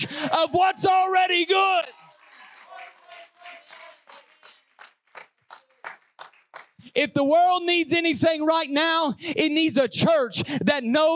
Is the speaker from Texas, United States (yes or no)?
no; Southern Illinois, United States; growing up in Southern Illinois, we fried everything